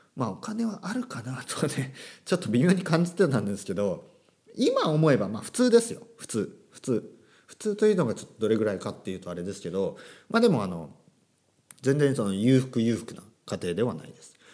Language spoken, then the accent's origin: Japanese; Japan; 大人になってからあの英語を、えー、学んだ、まあ、僕のようなですね、えー、日本人の先生